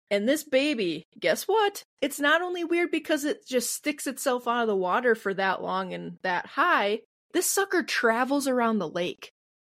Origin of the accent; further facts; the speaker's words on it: Midwest, United States; I'm from the Midwest. I have a weird way of saying things.